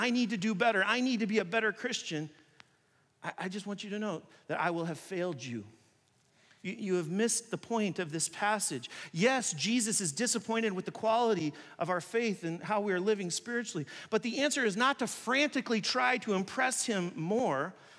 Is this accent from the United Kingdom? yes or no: no; China; When I grew up in China, I played basketball with a lot of Chinese people.